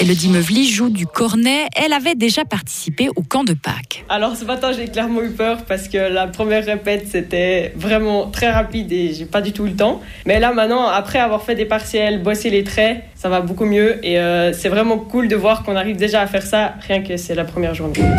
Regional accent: Switzerland; chez nous, en Suisse

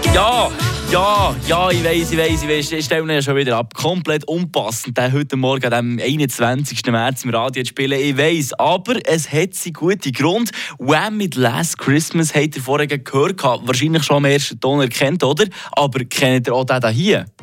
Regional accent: Switzerland; Wir Schweizer

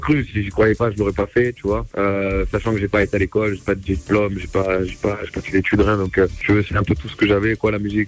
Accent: Marseille, Provence-Alpes-Côte d'Azur, France; moved away as an adult; also born or lived in Miami, United States; now in Lisbon, Portugal; je suis originaire de Marseille et je suis parti, je suis parti de la France en 2016

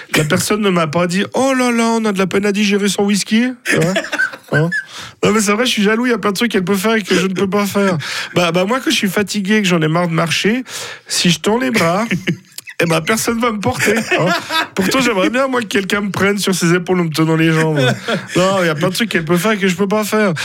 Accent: Villeneuve, Fribourg, Switzerland; je viens de Villeneuve. Alors attention, pas le Villeneuve au bord du lac où il y a le fun planète. Hein. Non, moi c'est Villeneuve dans la broie fribourgeoise

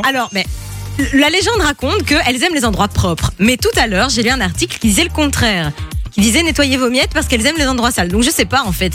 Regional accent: Italy; je suis italienne

